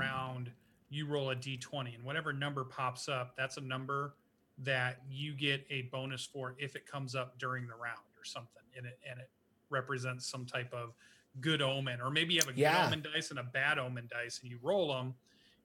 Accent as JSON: {"language": "English", "country": "United States", "said": "I'm obviously an American"}